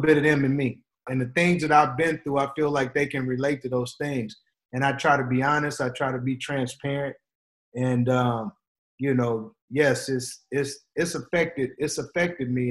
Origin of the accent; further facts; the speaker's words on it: Portland, United States; I was from Portland too